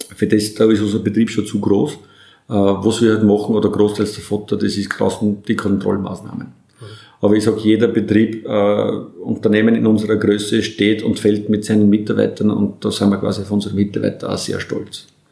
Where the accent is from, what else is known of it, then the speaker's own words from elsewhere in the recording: Burgenland, Austria; als Burgenländer